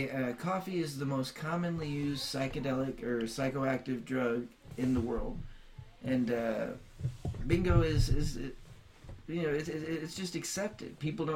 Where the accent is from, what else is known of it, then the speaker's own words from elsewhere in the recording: the South, United States; Speaking as a Southerner